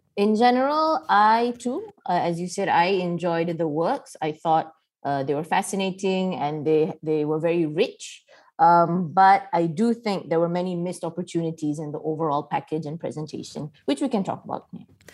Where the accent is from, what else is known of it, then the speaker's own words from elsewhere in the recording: Malaysia; as a Malaysian